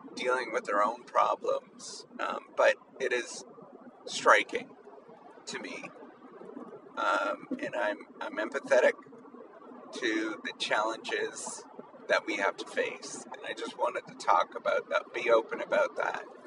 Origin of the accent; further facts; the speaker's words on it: Canada; now in United States; as a Canadian that's that's moved to the United States.